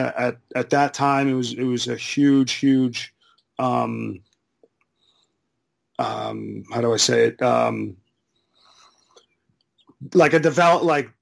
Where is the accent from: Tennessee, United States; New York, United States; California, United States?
New York, United States; Long Beach; growing up in Long Beach, we had the rink right down the block